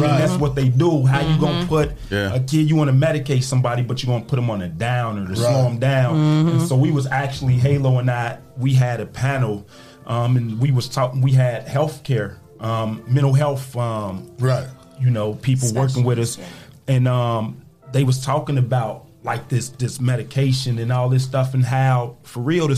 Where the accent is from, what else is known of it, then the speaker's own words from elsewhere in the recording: Cincinnati, Ohio, United States; I grew up in Cincinnati, Ohio